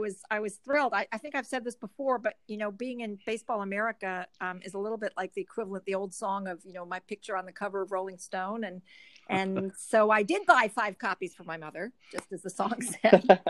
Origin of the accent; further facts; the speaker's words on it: San Francisco, California, United States; I grew up in San Francisco. I was born and raised in San Francisco, and the Giants are are my hometown team.